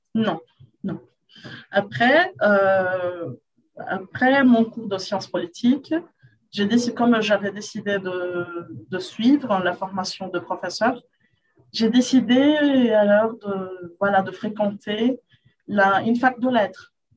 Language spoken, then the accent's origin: French; Rio de Janeiro, Brazil; French is a second language; Je suis brésilienne de Rio, Carioca